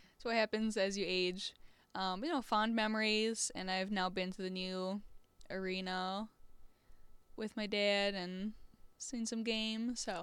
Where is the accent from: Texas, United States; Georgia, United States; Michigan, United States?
Michigan, United States; Southeast; moved away; I'm from Southeast Michigan